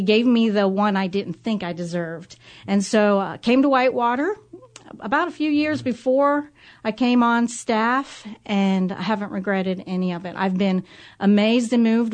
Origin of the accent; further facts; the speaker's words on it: Cincinnati, Ohio, United States; I grew up in Price Hill, so I say I'm a real Price Hill girl.